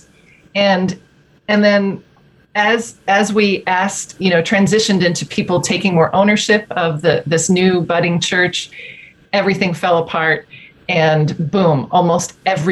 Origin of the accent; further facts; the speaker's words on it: New Jersey, United States; moved away as an adult; now in Grand Rapids, United States; I'm an East Coast girl originally, born and raised in New Jersey